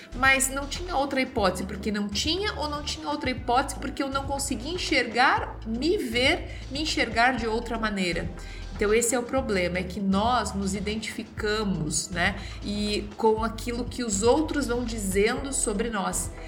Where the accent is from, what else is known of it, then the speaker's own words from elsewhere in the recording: Santa Catarina, Brazil; eu sou da região de Santa Catarina